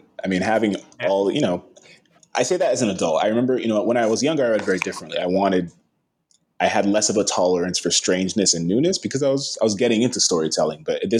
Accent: Las Vegas, Nevada, United States; I grew up in Las Vegas.

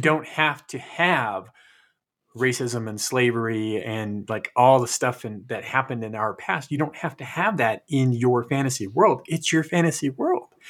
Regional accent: California, United States; We grew up together in California

